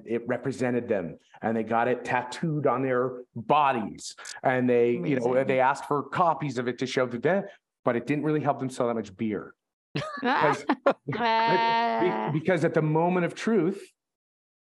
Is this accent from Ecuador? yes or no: no; Canada; we're all Canadian